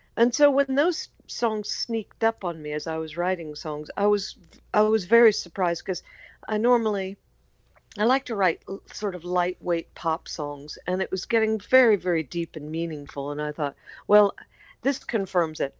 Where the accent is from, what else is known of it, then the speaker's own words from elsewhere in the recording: United States; I'm American